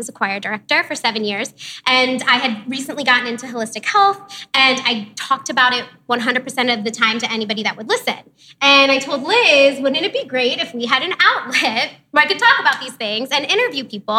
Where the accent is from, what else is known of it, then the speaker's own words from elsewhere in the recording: Akron-Canton area, Ohio, United States; I'm from the Akron-Canton area